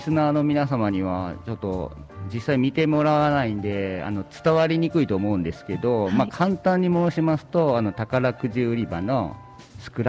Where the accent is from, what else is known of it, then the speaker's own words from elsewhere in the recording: Kyushu, Japan; now in Maizuru, Japan; 九州帰った時にですね、はい、たまたま地元でイベントを打って